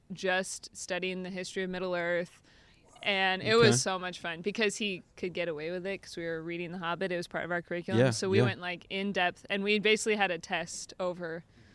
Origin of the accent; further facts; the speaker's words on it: Minnesota, United States; I'm from Minnesota.